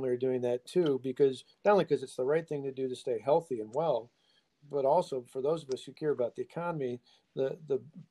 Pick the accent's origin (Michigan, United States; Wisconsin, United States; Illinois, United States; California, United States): Wisconsin, United States; Walworth County; I grew up in Walworth County